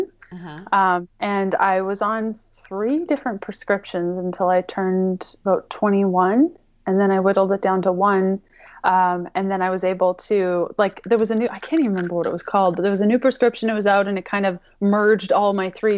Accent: Canada; I'm Canadian

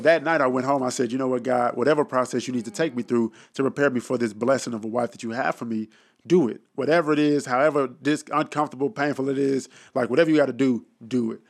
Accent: Dallas, Texas, United States; I'm born and raised in Dallas, Texas. Oak Cliff, to be exact

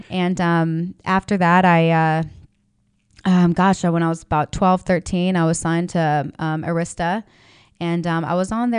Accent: Las Vegas, Nevada, United States; I was born and raised in Vegas.

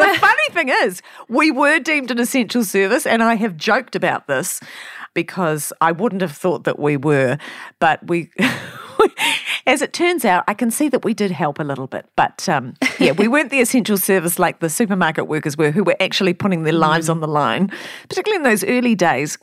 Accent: New Zealand; I'm a Kiwi, and I'm broadcasting to other Kiwis

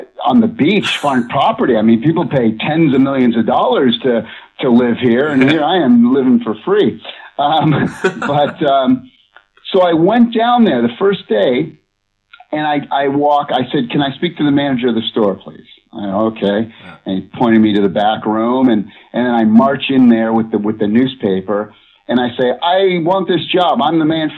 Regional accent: Massachusetts, United States; moved away as an adult; also born or lived in Los Angeles; I grew up on the East Coast of the United States, a state called Massachusetts

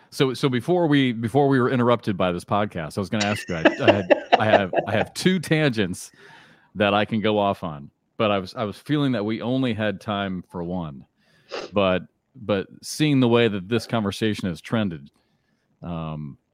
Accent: Charleston, South Carolina, United States; here at the College of Charleston, here in my hometown

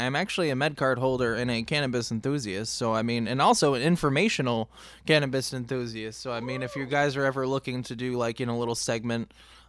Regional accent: East Coast, United States; I'm from the East Coast

